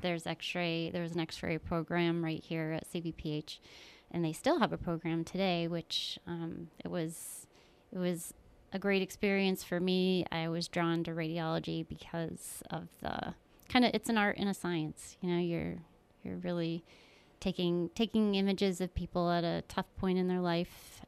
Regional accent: Keeseville, New York, United States; also born or lived in Florida; I was born in Florida and, uh, we moved up here, up to New York when I was little. I grew up in Keysville, New York

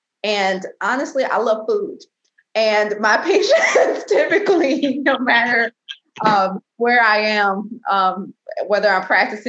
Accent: Columbus, Georgia, United States; also born or lived in Waycross, Georgia; I worked full-time in Waycross, Georgia, in practice there for several years and then into Columbus, Georgia, my hometown.

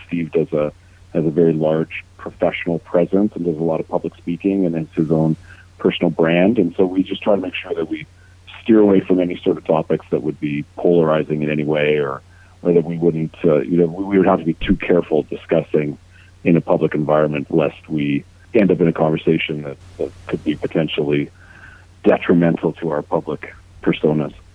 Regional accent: Thompson, Manitoba, Canada; also born or lived in Winnipeg; now in Toronto, Canada; making our childhoods uh, pretty special in Thompson

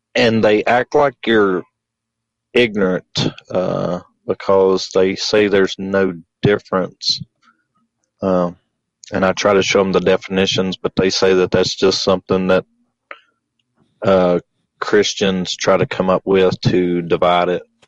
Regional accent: Hendersonville, North Carolina, United States; accent: Southern; I'm from Hendersonville, North Carolina, if you can't tell by the Southern accent

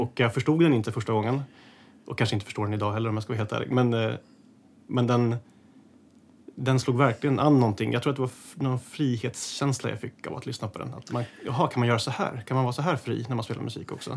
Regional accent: Täby, Stockholm County, Sweden; i Skarpäng där jag är uppe i Täby, där jag är uppvuxen

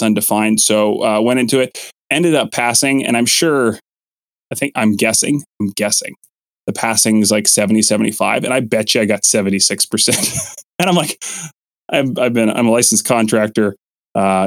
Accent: Kelowna, British Columbia, Canada; in my hometown, that's Kelowna Toyota

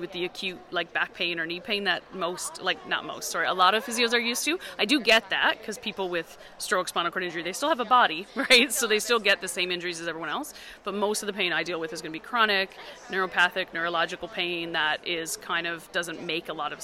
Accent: Newfoundland and Labrador, Canada; now in Kelowna, Canada; I live in Kelowna, BC. I'm from Newfoundland

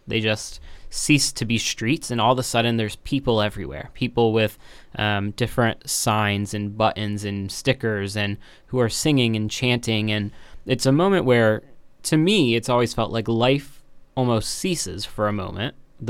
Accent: Yellow Springs, Ohio, United States; I grew up in Yellow Springs.

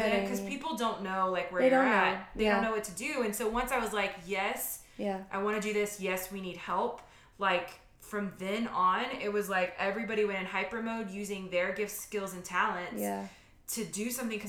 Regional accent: Louisiana, United States; now in Texas, United States; we're from Louisiana, we live in Texas.

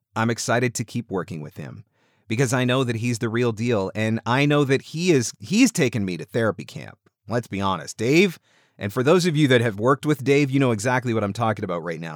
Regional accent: Canada; I'm Canadian.

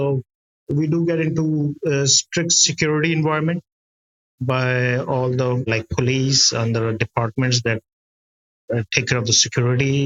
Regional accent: Karachi, Sindh, Pakistan; I'm from Pakistan, from a city called Karachi, on the south side of the city, where I'm located

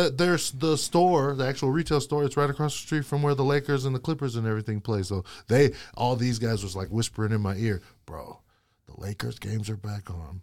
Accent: United States; also born or lived in Hawaii / Utah; I grew up in Hawaii and in Utah, and that was, my two worlds combined.

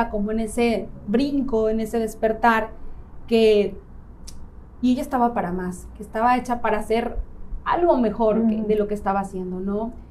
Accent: León, Guanajuato, Mexico; now in Playa del Carmen, Mexico; Mira, yo llevo siete años en Playa

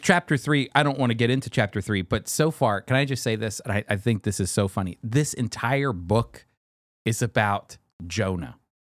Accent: United States; as an American

